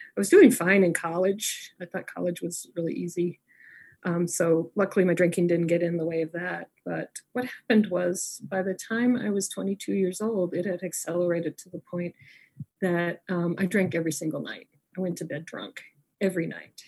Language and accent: English; Niwot, Colorado, United States; also born or lived in Denver, Colorado; I was raised in Niwot, Colorado and I so I'm from a little farming town